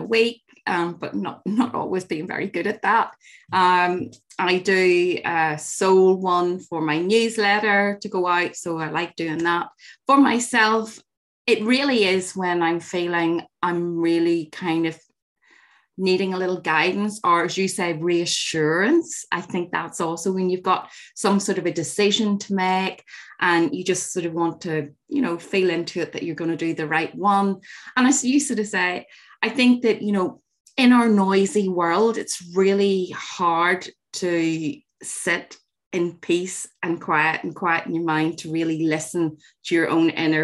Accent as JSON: {"language": "English", "region": "Northern Ireland", "country": "United Kingdom", "tie": "born or raised there", "said": "growing up in Northern Ireland"}